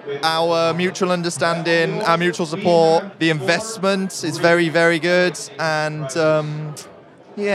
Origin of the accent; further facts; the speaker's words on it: Shropshire, West Midlands, United Kingdom; I'm from Shropshire.